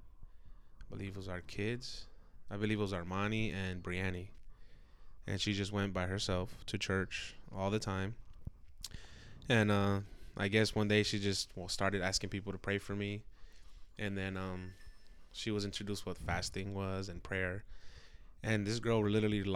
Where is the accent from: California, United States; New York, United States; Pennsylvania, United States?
California, United States; San Francisco; Born and raised in San Francisco, California, grew up as a Christian